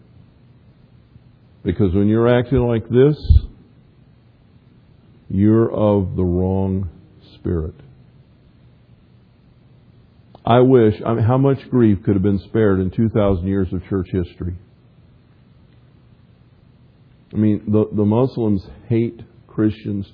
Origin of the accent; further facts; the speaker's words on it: the South, United States; I grew up in the South